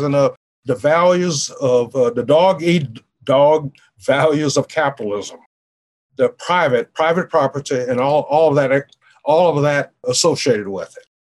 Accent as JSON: {"language": "English", "town": "New Orleans", "region": "Louisiana", "country": "United States", "tie": "born or raised there", "moved": "yes", "said": "I grew up in the world in New Orleans"}